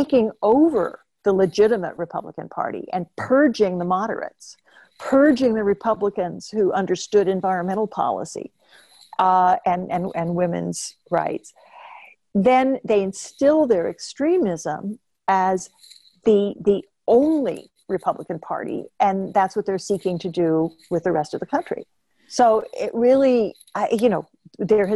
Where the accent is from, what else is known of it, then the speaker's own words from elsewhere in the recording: Oklahoma, United States; I'm from the Southwest myself, and I'm from Oklahoma.